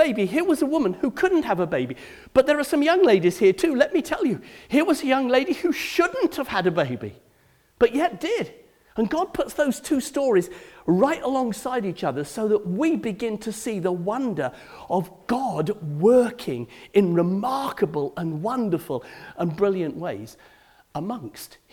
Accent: Cardiff, Wales, United Kingdom; I come from Cardiff.

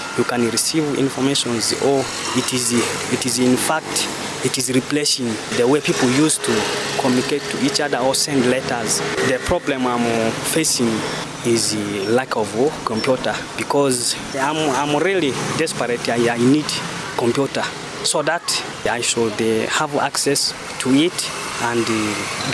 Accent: Ewota, Northern Region, Uganda; from Ewota.

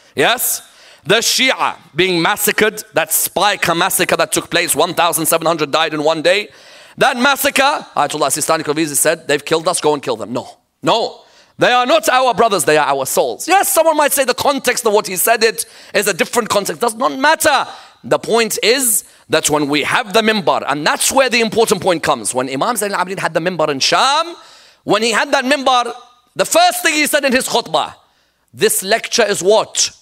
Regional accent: Iraq; I'm from Iraq

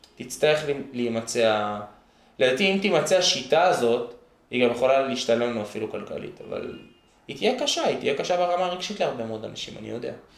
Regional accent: Jerusalem, Jerusalem District, Israel; also born or lived in Gilo, Jerusalem / Har Homa, Jerusalem; גדלתי ממש ממש שם, ואז עברנו עם כל המשפחה לגילו

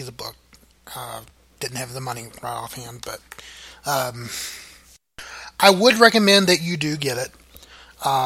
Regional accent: Muskogee, Oklahoma, United States; I was born in Muskogee

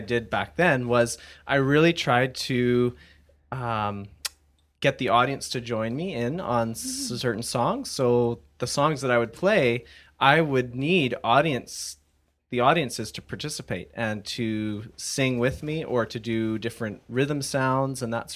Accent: Abbotsford, British Columbia, Canada; also born or lived in Mission, British Columbia; I was born in Mission, British Columbia. I have lived in Abbotsford my whole life.

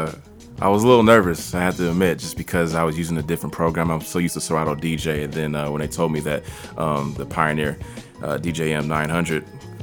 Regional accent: Richmond, California, United States; also born or lived in San Francisco; I was about 2 or 3 years old when we moved from San Francisco to Richmond.

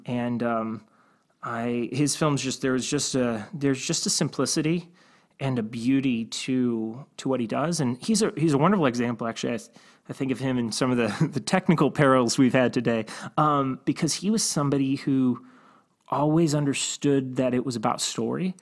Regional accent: Cleveland, Ohio, United States; I grew up in Cleveland

